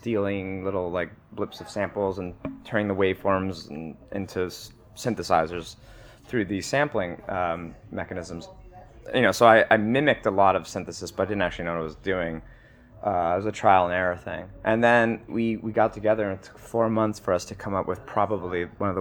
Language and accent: English; Bound Brook, New Jersey, United States; also born or lived in New Brunswick, New Jersey; I was born in New Brunswick, and I grew up in this town called Bound Brook, New Jersey